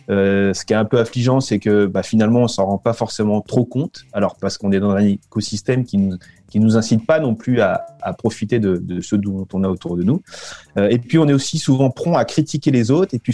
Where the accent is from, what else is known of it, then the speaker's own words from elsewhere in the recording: France; moved away as an adult; Je me suis moi-même senti un petit peu euh, euh, étranger, immigré quand je suis revenu en France au bout de dix ans à l'étranger. C'était